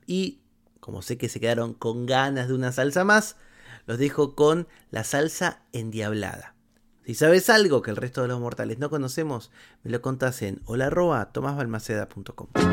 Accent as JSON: {"language": "Spanish", "country": "Argentina", "said": "Había un único canal en mi país, Canal 7 del Estado, que cuando yo era chico se llamaba ATC"}